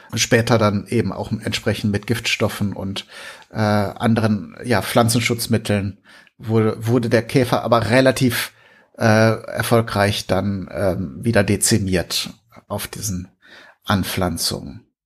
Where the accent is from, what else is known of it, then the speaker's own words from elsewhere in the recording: Germany; bei uns in Deutschland